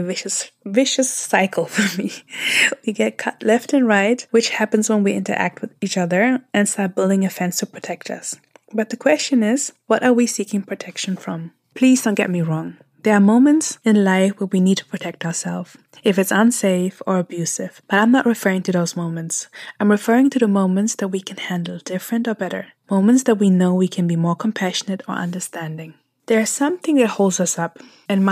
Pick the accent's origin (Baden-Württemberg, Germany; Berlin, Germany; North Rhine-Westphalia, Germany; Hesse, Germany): Hesse, Germany; close to Frankfurt; moved away as an adult; also born or lived in Eritrea; now in San Francisco Bay Area, United States; I was raised close to Frankfurt